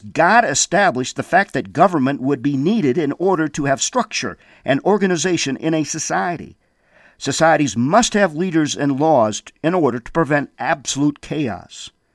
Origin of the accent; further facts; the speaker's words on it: Windom, Minnesota, United States; I remember being a young man there in Wyndham, Minnesota, growing up